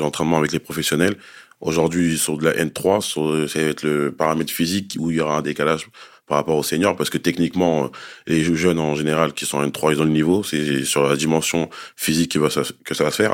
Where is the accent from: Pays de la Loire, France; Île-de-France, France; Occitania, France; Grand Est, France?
Île-de-France, France; Grigny; Nous, on vient du 91 dans l'Essonne, dans la ville de Grigny, dans le quartier de la Grande Borne. On a toujours grandi là-bas